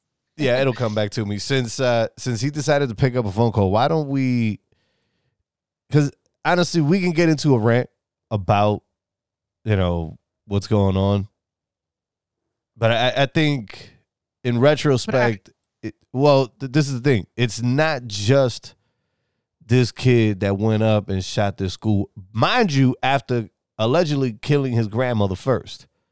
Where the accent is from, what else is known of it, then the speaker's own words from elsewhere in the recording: New York, United States; moved away; I'm from New York, right? Well, I'm originally from New York.